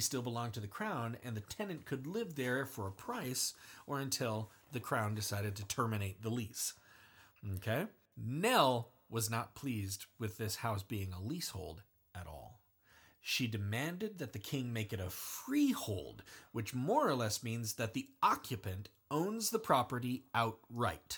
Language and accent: English; United States; being an American citizen